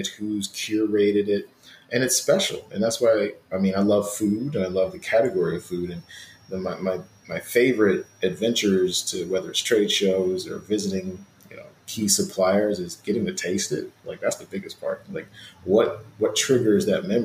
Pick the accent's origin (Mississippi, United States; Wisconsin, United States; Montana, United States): Mississippi, United States; I'm from Mississippi and I always think about my grandmother's chicken and dumplings.